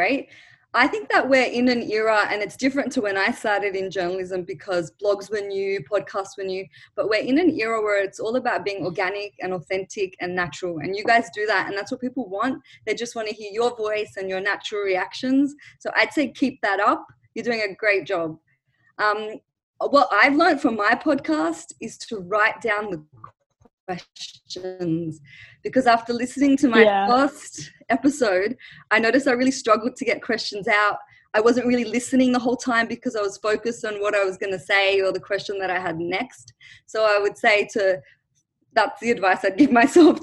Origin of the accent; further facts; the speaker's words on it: Australia; also born or lived in Lebanon; I grew up in Australia, but my parents and I was born in Lebanon, but I moved to Australia when I was 1 year old